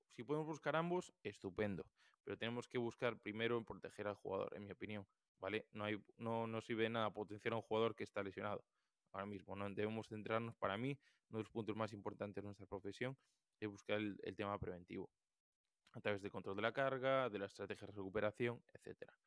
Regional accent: Galicia, Spain; yo, como buen gallego

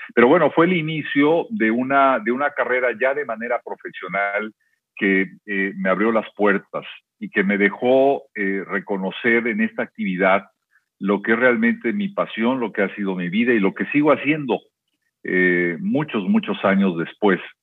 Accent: Guadalajara, Jalisco, Mexico; moved away as an adult; also born or lived in Veracruz / Xalapa; en mi etapa de infancia fue eh, en buena medida en Veracruz, pero después estuve en Guadalajara muchos, muchos años ahí de alguna manera eh, hice mi primaria, mi secundaria, mi bachillerato.

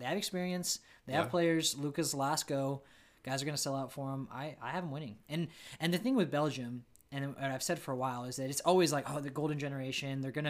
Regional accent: Canada; I'm Canadian.

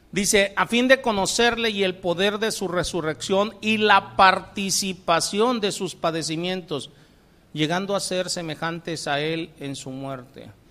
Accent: Colima, Mexico; moved away; Yo vengo de Colima, el, en el Señor me tocó en suerte nacer por allá

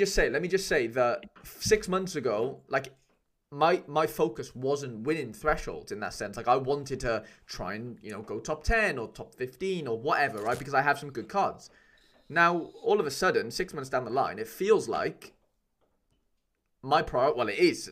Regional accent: Welsh, Wales, United Kingdom; I'm Welsh

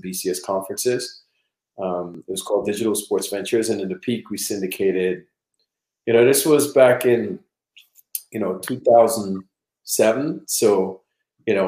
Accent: Trinidad & Tobago; now in United States; I'm originally from Trinidad and Tobago, born and raised.

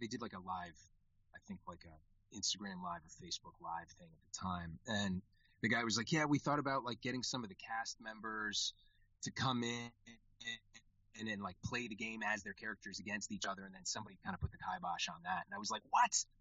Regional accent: Connecticut, United States; I grew up in Connecticut, in the state of Connecticut

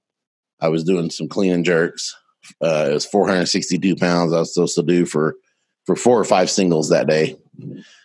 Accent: Mustang, Oklahoma, United States; I'm from Mustang, Oklahoma, just outside of Oklahoma City. Grew up on a farm when I was 6 years old

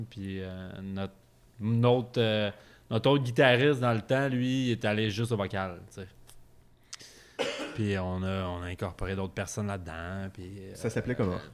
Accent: Sorel-Tracy, Quebec, Canada; also born or lived in Beloeil; je viens pas de là, mais euh, j'ai passé pas mal mon adolescence

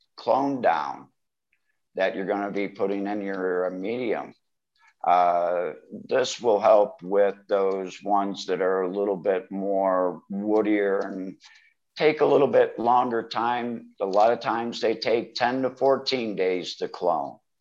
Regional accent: Ohio, United States; moved away as an adult; also born or lived in Michigan / Cleveland, Ohio; now in Thailand; I am from Ohio, but I did live in Michigan for quite a few years before moving here to Thailand

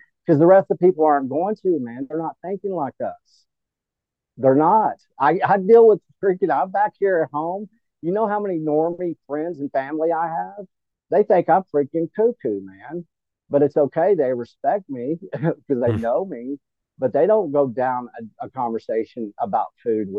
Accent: Texas, United States; we're fifth or sixth generational Texan

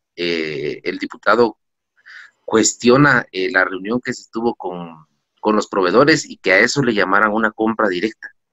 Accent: Guatemala; como guatemaltecos

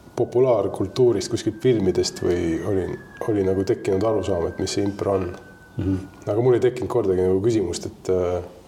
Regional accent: Tallinn, Harju County, Estonia; ma tulen Tallinnast

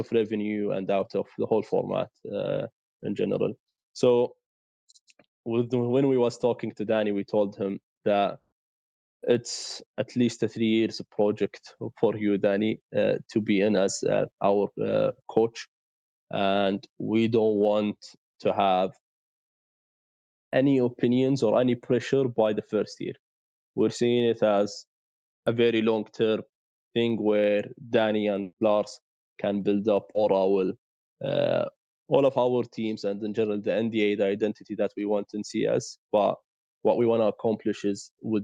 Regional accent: Saudi Arabia; we are from Saudi

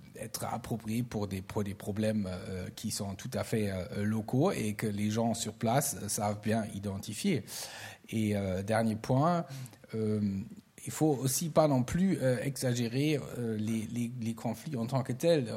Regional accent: Germany; en tant qu'Allemand

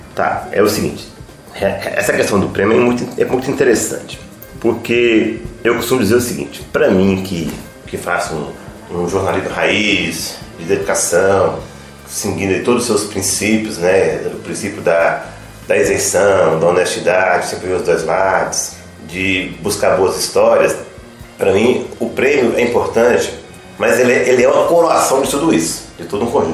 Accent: Francisco Sá, Minas Gerais, Brazil; Eu nasci na cidade de Francisco Sá

